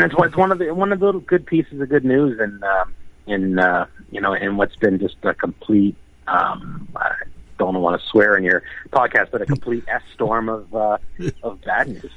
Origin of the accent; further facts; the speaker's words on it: Toronto, Ontario, Canada; also born or lived in Alberta; I'm born and raised in the Toronto area